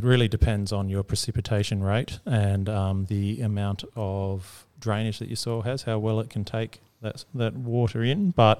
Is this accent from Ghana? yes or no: no; Croydon, South Australia, Australia; I remember growing up in Croydon, only two or three streets away from where you are now.